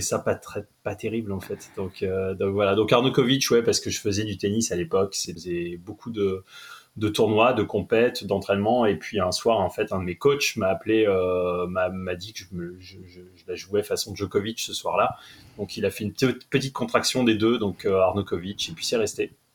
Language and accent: French; Lille, Hauts-de-France, France; je suis lillois